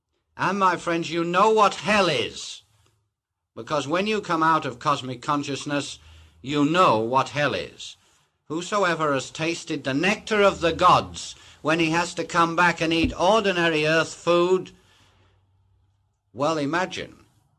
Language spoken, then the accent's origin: English; Wellington, West Midlands, United Kingdom; born there; The very fact that I have to go in and say I was born in Wellington, England, is a limitation.